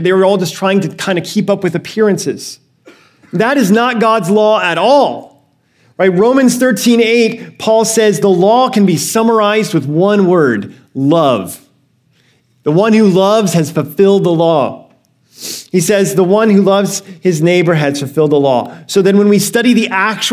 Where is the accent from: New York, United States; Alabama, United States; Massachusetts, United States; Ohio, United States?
Alabama, United States; now in California, United States; I grew up in Alabama for most of my life and before I moved to California